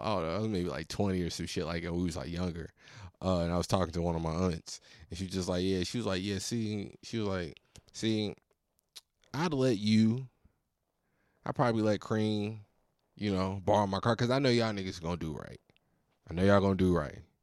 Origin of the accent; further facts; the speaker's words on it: Virginia, United States; I'm from Virginia